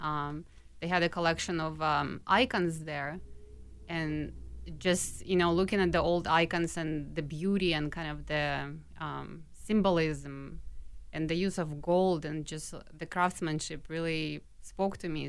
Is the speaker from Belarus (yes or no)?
yes; Minsk, Belarus; moved away as an adult; now in Minneapolis, United States; when I, um, was growing up in Minsk, I went to a specialized art school.